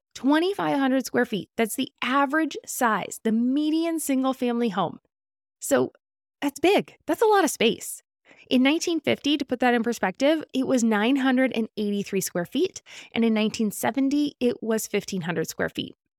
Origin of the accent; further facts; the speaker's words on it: California, United States; As a Californian